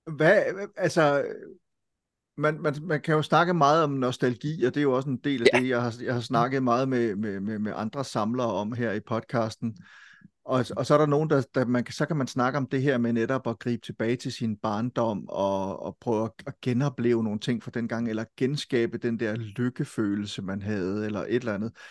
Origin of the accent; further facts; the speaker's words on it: Silkeborg, Central Denmark Region, Denmark; Folkebibliotek i Silkeborg, ja. hvor jeg kommer fra